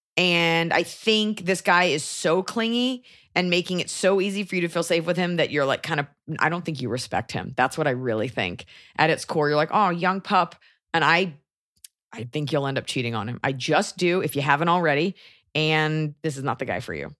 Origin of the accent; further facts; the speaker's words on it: United States; proud to be an American?